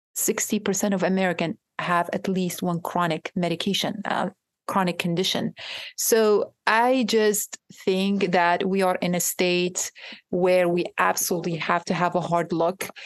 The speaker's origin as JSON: {"language": "English", "country": "Iraq", "tie": "born or raised there", "moved": "yes", "lives_now": "United States", "said": "I am from Iraq myself. I am a trauma survivor, a war survivor"}